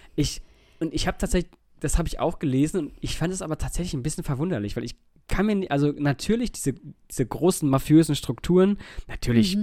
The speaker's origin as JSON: {"language": "German", "country": "Germany", "said": "bei uns in Deutschland"}